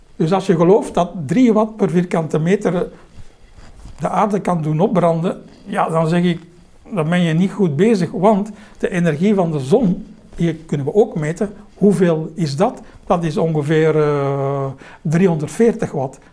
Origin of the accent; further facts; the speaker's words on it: Belgium; als Belg